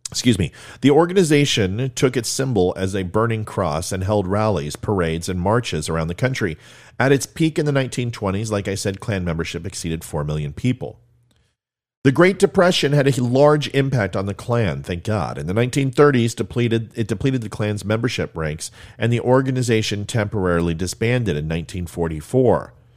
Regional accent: Ventura, California, United States; I grew up in Ventura, California

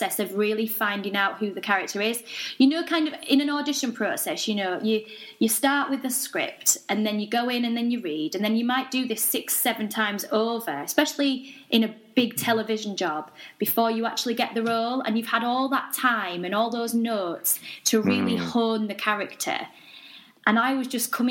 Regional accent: Yorkshire and the Humber, United Kingdom; accent: Yorkshire (implied by Emmerdale remark)

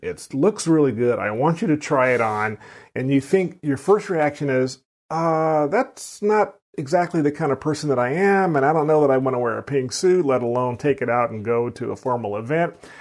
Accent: Sacramento, California, United States; I grew up in Sacramento, California

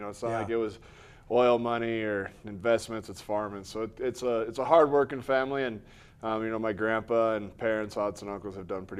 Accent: Missouri, United States; Yeah, when I got to college, I definitely heard all of it and kind of lost my accent a little bit being out of Missouri.

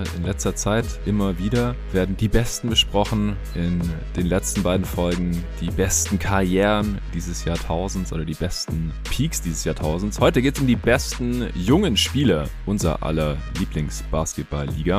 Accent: Stuttgart, Baden-Württemberg, Germany; now in Berlin, Germany; nach Stuttgart in die alte Heimat.

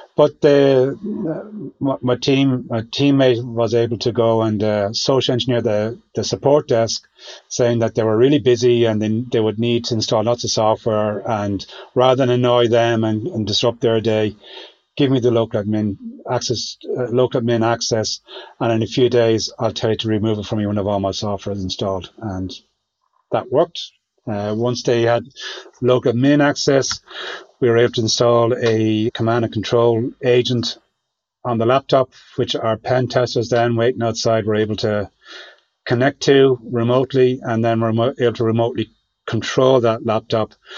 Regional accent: Ireland; being Irish

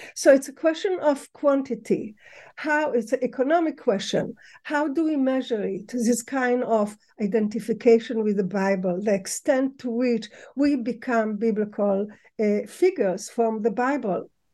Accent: Tel Aviv, Tel Aviv District, Israel; moved away; also born or lived in Ramat Gan; I was born in Israel

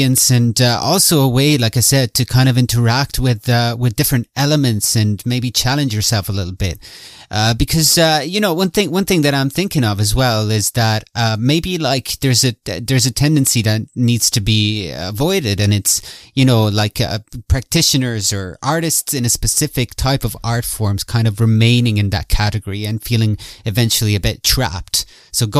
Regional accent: Ireland; also born or lived in Italy; I'm in Ireland. I grew up here, and I was born in Italy

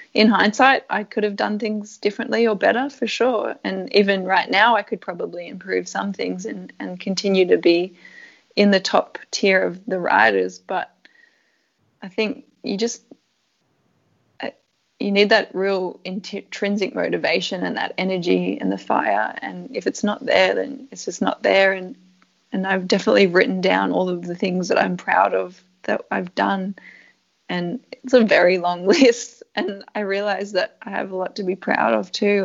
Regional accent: Canberra, Australian Capital Territory, Australia; moved away as an adult; also born or lived in Europe; where I grew up in Canberra is such a great place to live

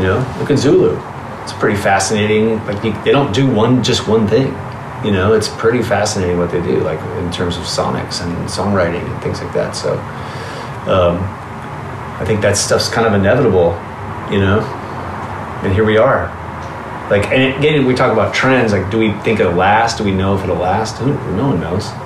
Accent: Southern California, United States; Growing up in Southern California in the 80s and going to shows

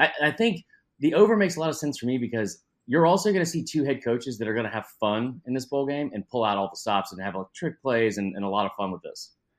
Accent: Atlanta, Georgia, United States; born and raised in Atlanta

